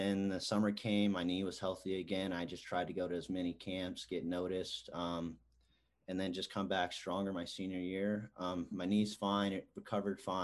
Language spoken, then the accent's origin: English; Houston, Texas, United States; moved away as an adult; now in Manhattan, United States; growing up in Houston, it's kind of the hometown school